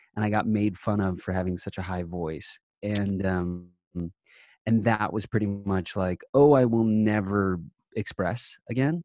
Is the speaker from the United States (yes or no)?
yes; Long Island, New York, United States; I'm from Long Island